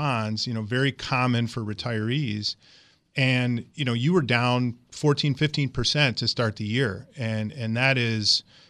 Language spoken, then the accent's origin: English; Michigan, United States; moved away as an adult; now in Wisconsin, United States; I was born and raised in Michigan.